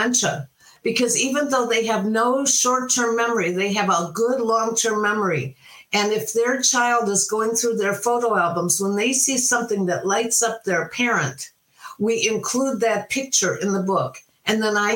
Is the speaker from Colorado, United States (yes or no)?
no; Cleveland, Ohio, United States; growing up in Cleveland on Lake Erie